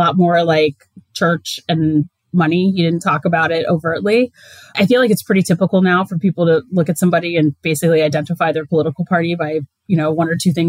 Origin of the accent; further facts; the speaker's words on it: Perry Township, Ohio, United States; moved away as an adult; I'm originally from a very small town in Northeast Ohio. It's called Perry Township. It's a suburb of Akron